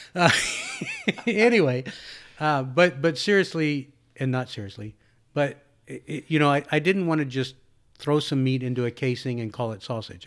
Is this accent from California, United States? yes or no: no; Texas, United States; I born and raised in Texas